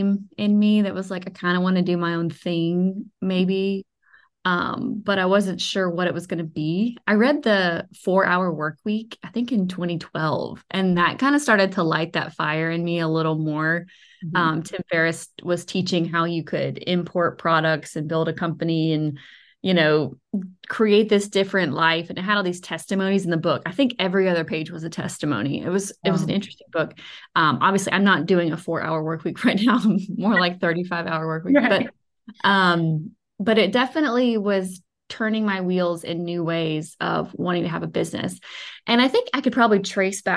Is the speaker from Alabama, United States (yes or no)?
yes; Alabama, United States; also born or lived in New York City; I am from Alabama